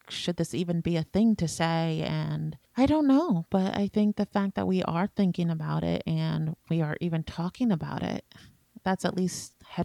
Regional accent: Washington, United States

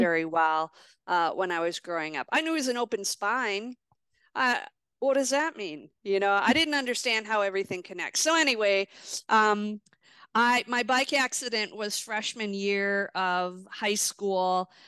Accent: Milwaukee, Wisconsin, United States; born or raised there

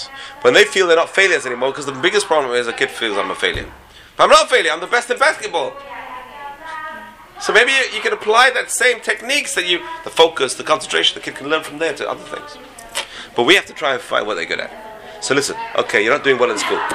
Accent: England, United Kingdom; moved away; I grew up in England

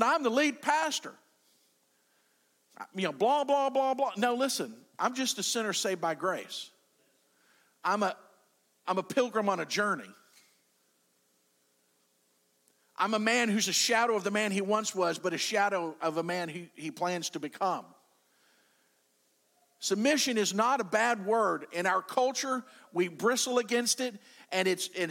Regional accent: United States; I'm an American

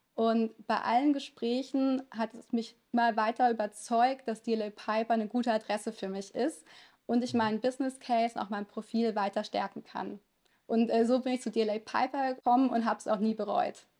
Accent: a small town in Lower Saxony, Germany; first language Italian; German is a second language; Wir hatten auch ganz klischeemäßig ein italienisches Restaurant in einem kleinen Ort in Niedersachsen

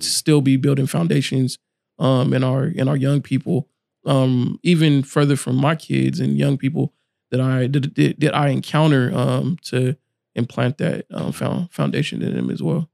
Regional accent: Fresno, California, United States; grew up here in Fresno, been here my whole life

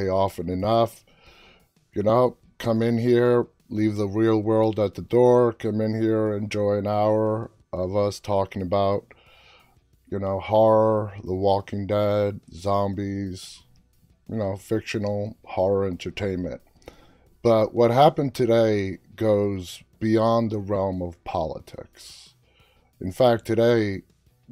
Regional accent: New York City, New York, United States; now in near Washington, D.C., United States; I was born in Queens.

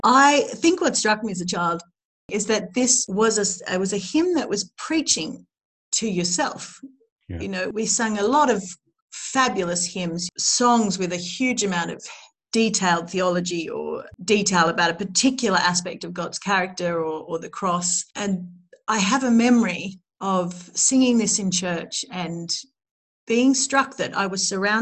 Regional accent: Australia; I grew up in Australia

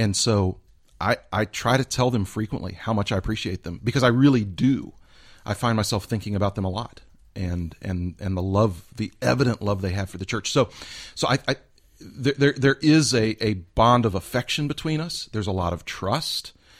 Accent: Houston, Texas, United States; I grew up in Houston, Texas.

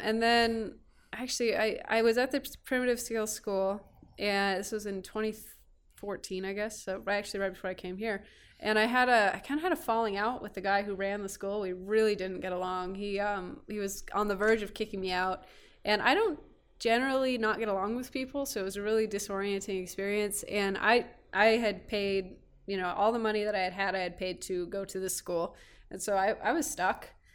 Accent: Petaluma, California, United States; also born or lived in Orange County, California; now in Kingman, United States; born in, uh, Orange County, Southern California, moved up north when, I think, w, I was three

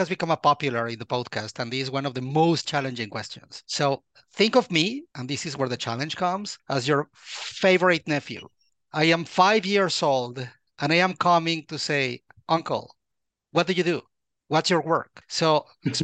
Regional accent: Mexico; I was born and raised in Mexico

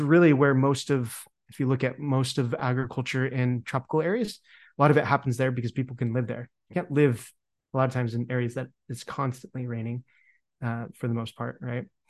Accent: Utah, United States; moved away; also born or lived in Montana; where I grew up in Utah

